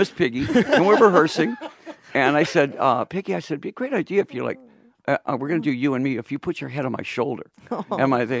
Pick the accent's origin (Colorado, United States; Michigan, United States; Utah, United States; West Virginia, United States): Michigan, United States; Detroit; I'm from Detroit, you know.